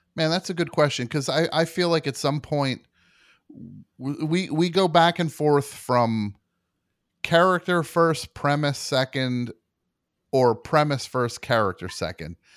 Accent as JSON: {"language": "English", "region": "New Jersey", "country": "United States", "tie": "born or raised there", "said": "growing up in New Jersey"}